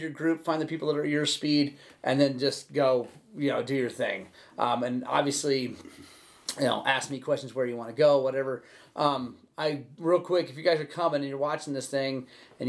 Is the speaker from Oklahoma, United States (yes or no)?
yes; Oklahoma, United States; growing up in Oklahoma, I didn't really ride when I was there, but I've ridden since I've been back.